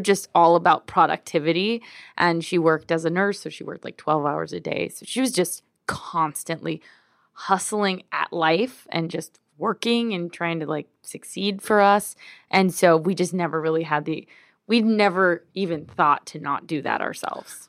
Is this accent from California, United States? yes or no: yes; Glendale, California, United States; moved away as an adult; also born or lived in Mexico; I grew up in L A. I'm from Glendale